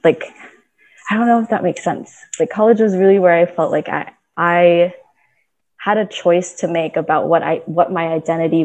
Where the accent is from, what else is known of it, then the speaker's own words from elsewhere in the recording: Florida, United States; also born or lived in Philippines; I was born in the Philippines, and then I immigrated with my parents when I was like 3 years old. So I was very, very young. We moved to Florida.